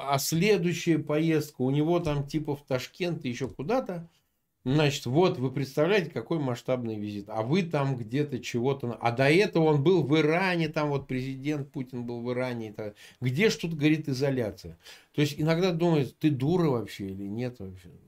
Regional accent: Samara, Samara Oblast, Russia; born there; Слушай, я вот родился в Самаре, да, прежний Куйбышев.

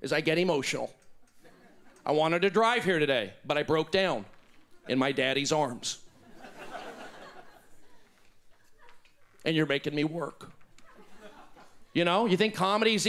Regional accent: New Mexico, United States; I'm from New Mexico, pioneering Jews of the Southwest.

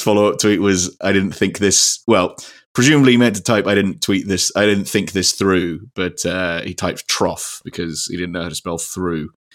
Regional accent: United Kingdom; we're British

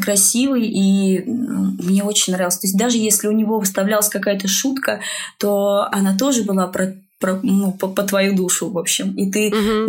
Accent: Russia; я абсолютно русская. Я воспитывалась угу. в русской культуре

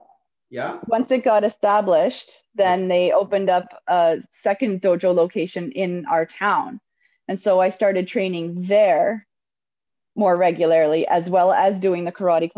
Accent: Uxbridge, Ontario, Canada; I grew up in Uxbridge, pretty much, which is where we still live.

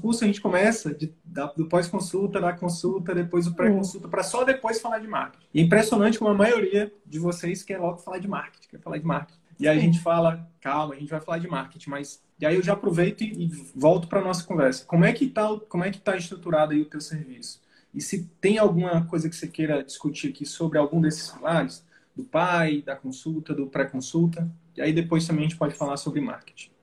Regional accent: Northeast Region, Brazil; eu sou do Nordeste

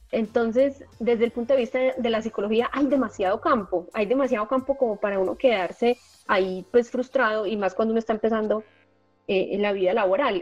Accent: Medellín, Antioquia, Colombia; accent: paisa; Yo soy paisa. Aquí en Colombia a las personas de Medellín les decimos paisas. Eh, soy de Medellín

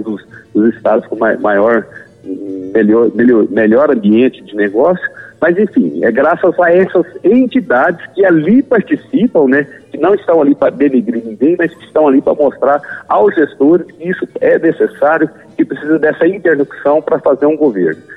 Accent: Goiás, Brazil; also born or lived in Triângulo Mineiro, Minas Gerais; eu não nasci em Goiás, eu nasci no Triângulo Mineiro, em Minas Gerais, é, mas vim para cá muito pequeno ainda, criancinha, então me considero um, um goiano nato

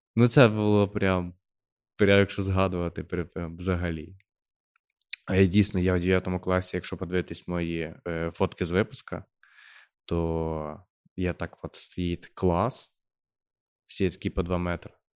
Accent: Khmelnytskyi Oblast, Ukraine; accent: surzhyk; А ми з Хмельницького. Ми говоримо з суржиком все життя. Жив в селі, народився в селі

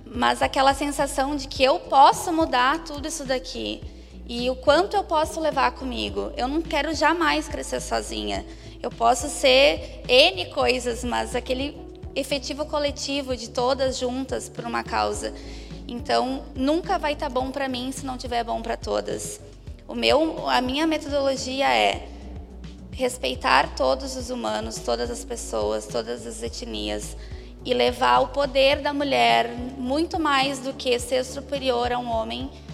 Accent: Caxias do Sul, Rio Grande do Sul, Brazil; sou do Rio Grande do Sul, gaúcha, de Caxias, na Serra

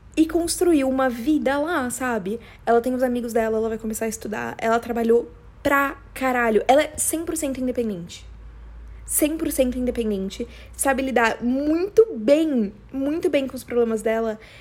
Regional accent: São Paulo, Brazil; accent: paulista; eu tenho um puta sotaque paulista

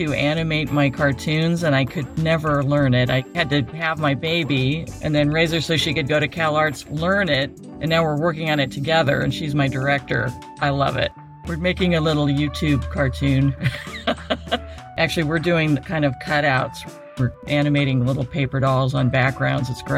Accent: Medford, Oregon, United States; My hometown, Medford, Oregon, was such a sports town

